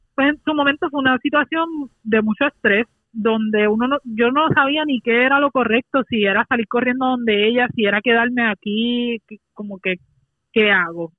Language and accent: Spanish; Puerto Rico; nuestra isla